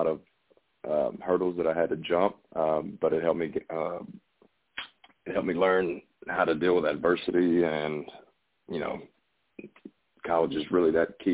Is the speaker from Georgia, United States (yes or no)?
yes; Valdosta, Georgia, United States; I was born and raised in Vadea, Georgia, South Georgia